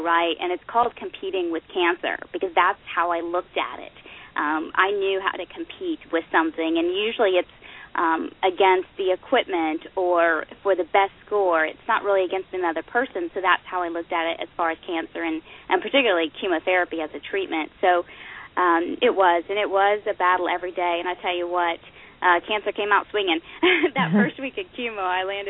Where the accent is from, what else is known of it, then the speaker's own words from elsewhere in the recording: Oklahoma, United States; I grew up in Oklahoma.